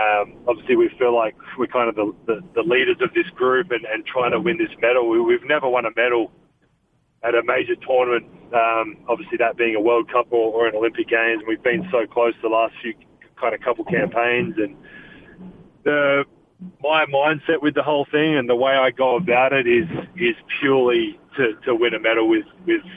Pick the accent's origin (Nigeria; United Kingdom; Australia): Australia; Adelaide, South Australia; born or raised there; now in Salt Lake City, United States